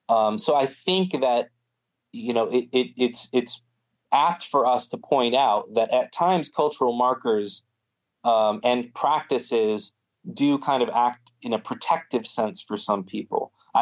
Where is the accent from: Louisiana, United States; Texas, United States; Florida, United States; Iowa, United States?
Florida, United States; I always used to joke because I grew up in Florida, I always used to joke that I was going to go and start a masjid on the beach